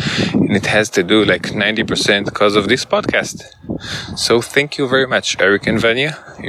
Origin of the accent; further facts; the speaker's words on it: Israel; I'm from Israel.